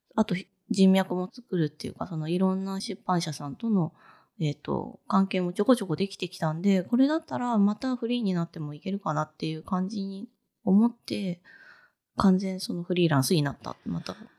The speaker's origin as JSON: {"language": "Japanese", "region": "Fukuoka", "country": "Japan", "tie": "born or raised there", "also_born_or_lived": "Tokyo", "moved": "as an adult", "said": "私福岡で育って、福岡の大学卒業して、就職のために東京に出てきたので"}